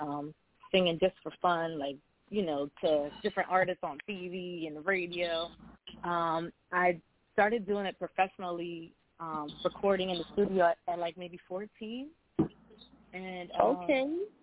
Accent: New Jersey, United States; also born or lived in West Virginia; I'm from New Jersey. I was actually born in West Virginia, but I was raised in Jersey

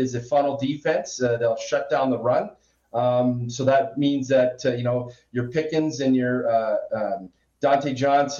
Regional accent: Western Canada, Canada; I'm from Western Canada

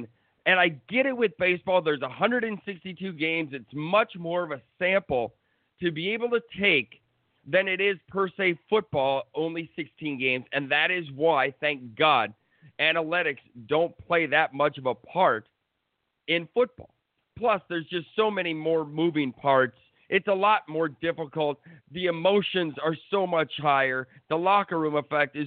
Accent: Minnesota, United States; I'm from Minnesota

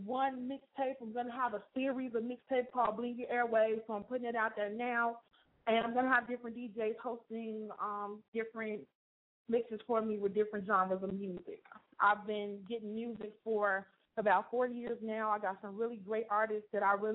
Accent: Chicago, Illinois, United States; moved away as an adult; now in Gary, Indiana, United States; I'm from Chicago and I'm here now

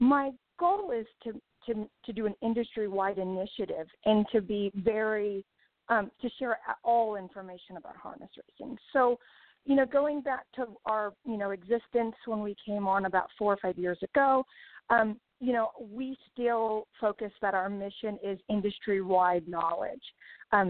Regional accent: Crete, Illinois, United States; I was born and raised in Cree, Illinois

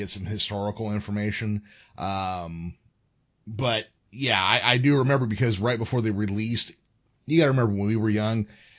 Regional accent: Modesto, California, United States; I grew up in Modesto, California, which is where George Lucas is from.

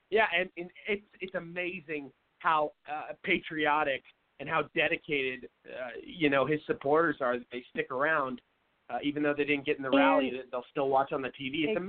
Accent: Seattle, Washington, United States; I'm from Seattle, so I know a lot of people that vote Democrat.

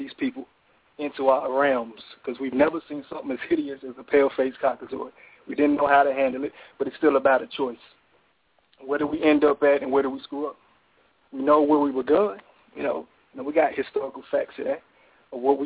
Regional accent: Tulsa, Oklahoma, United States; I'm from Tulsa, Oklahoma.

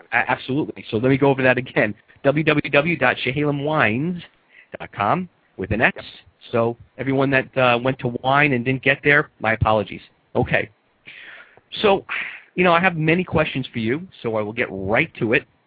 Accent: New York, United States; also born or lived in California; now in South Florida, United States; being a New Yorker

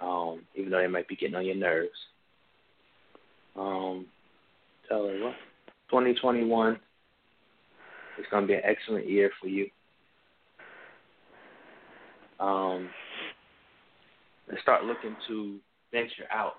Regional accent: New Brunswick, New Jersey, United States; now in Peachtree Corners, United States; I'm from New Brunswick, New Jersey originally.

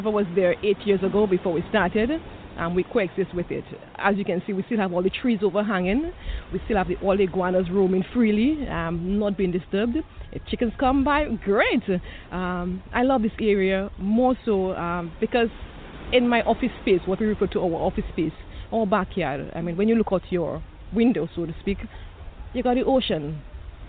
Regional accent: Dominica; I am from Dominica, yes. Yes, I am more from the rainforest area, but yes, I'm from Dominica

